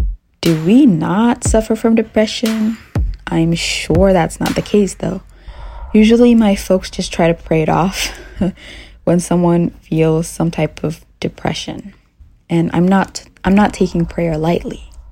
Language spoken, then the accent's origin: English; Chicago, Illinois, United States; I'm from Chicago.